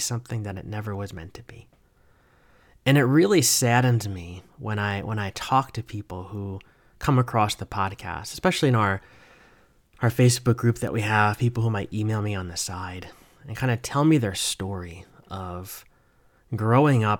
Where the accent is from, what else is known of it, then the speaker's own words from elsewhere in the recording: New Jersey, United States; moved away as an adult; now in North Carolina, United States; I grew up in New Jersey